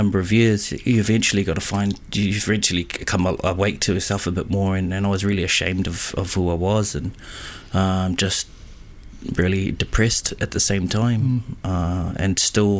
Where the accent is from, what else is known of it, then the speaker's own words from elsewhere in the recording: Auckland, New Zealand; born and raised in Auckland City, the North Island of New Zealand.